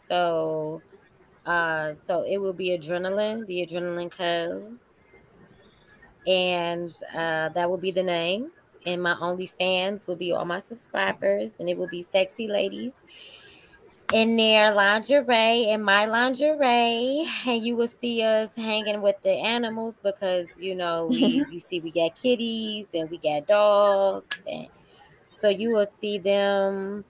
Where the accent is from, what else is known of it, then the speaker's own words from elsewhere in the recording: Chicago, Illinois, United States; also born or lived in Las Vegas; now in Atlanta, United States; I'm from Chicago. I know Midwest. how it is. We Midwest family